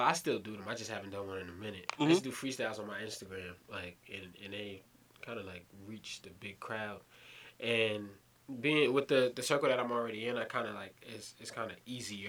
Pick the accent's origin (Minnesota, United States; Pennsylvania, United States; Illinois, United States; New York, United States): New York, United States; New York City; also born or lived in California; So, as you guys may know, I'm from Brooklyn, New York. So, that's kind of one of the more prominent boroughs in New York.